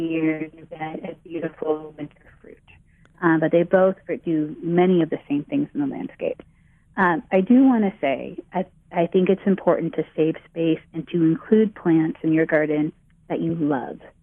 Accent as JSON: {"language": "English", "area": "Bay Area", "region": "California", "country": "United States", "tie": "born or raised there", "said": "I grew up in the Bay Area"}